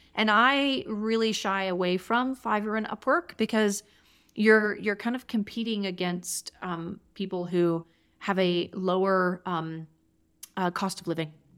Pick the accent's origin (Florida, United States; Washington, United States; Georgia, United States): Georgia, United States; now in Durango, United States; I'm originally from Georgia